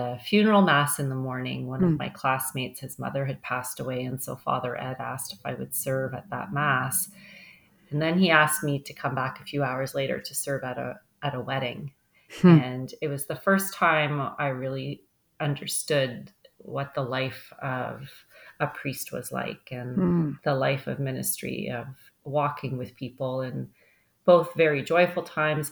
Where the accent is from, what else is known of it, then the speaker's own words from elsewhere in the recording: Ontario, Canada; also born or lived in Mississauga; now in Hamilton, Canada; both my parents are from Newfoundland, but I was born here in Ontario. They emigrated here in the 1960s. So grew up in a very Catholic family.